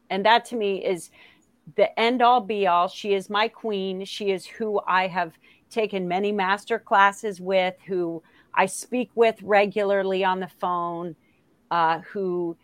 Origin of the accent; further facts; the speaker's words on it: Palm Beach County, Florida, United States; I grew up in Palm Beach County